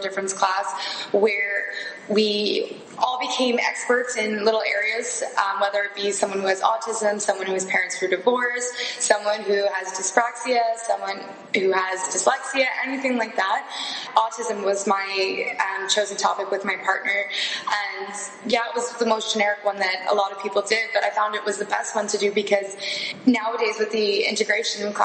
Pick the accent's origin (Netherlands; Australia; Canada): Canada; Ontario; moved away as an adult; I'm from Ontario